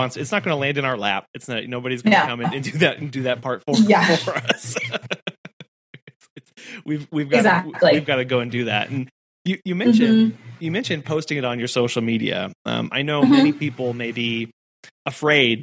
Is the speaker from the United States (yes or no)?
yes; Midwest, United States; growing up in the Midwest.